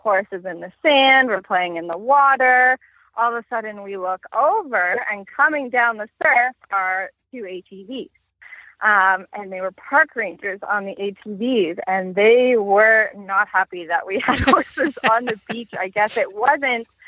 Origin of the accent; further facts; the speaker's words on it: Lake Huron, Ontario, Canada; my hometown is on Lake Huron